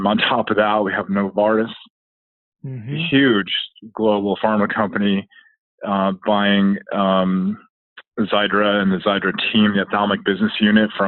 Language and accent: English; Southern California, United States; I grew up in Southern California